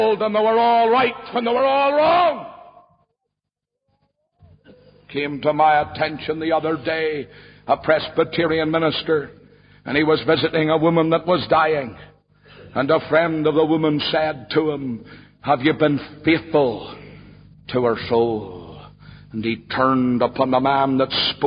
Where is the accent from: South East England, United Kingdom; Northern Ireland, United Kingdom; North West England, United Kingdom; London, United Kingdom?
Northern Ireland, United Kingdom; Ballymena; my hometown of Ballymena